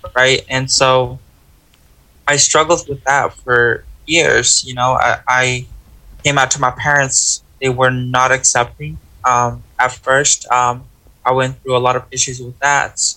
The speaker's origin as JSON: {"language": "English", "region": "Texas", "country": "United States", "tie": "born or raised there", "said": "I grew up in Texas"}